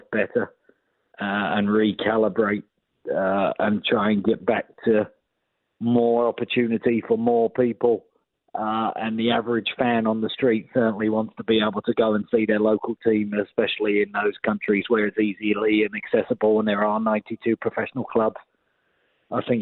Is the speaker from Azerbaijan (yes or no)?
no; England, United Kingdom; moved away; being an Englishman growing up